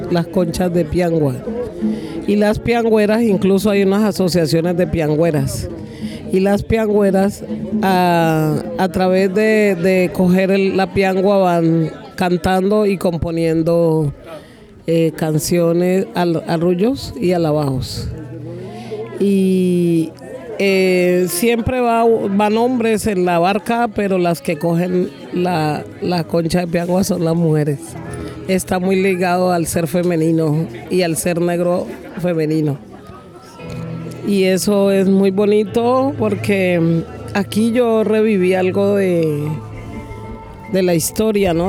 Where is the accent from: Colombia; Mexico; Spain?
Colombia; Pacific region; soy eh, mujer del Pacífico